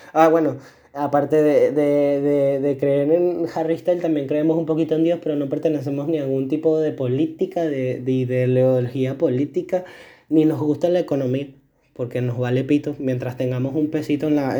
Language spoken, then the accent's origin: Spanish; Venezuela; moved away; yo en mi etapa del colegio en Venezuela